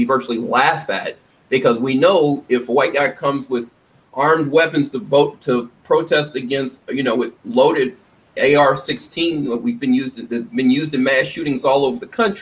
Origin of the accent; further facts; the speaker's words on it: Tennessee, United States; moved away; I'm from Tennessee originally